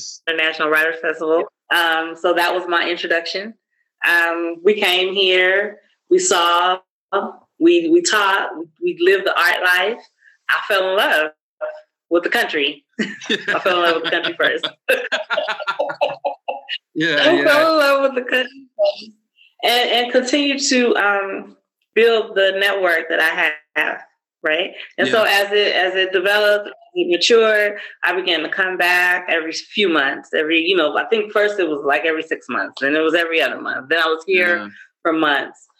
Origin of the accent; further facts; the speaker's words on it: United States; now in South Africa; As an American